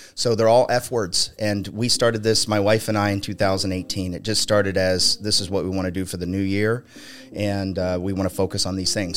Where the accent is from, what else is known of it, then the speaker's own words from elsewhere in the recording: Ohio, United States; also born or lived in Palm Springs, California; I was born in Palm Springs, California, mm-hmm. and when I was four, my mom hitchhiked uh, us back to Ohio, where she's from. And so I've, I've grown up.